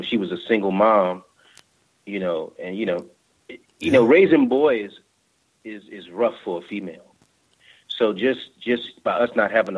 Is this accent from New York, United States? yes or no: yes; New York, United States; now in Charlotte, United States; I'm originally from New York. I moved down in Charlotte in 2004.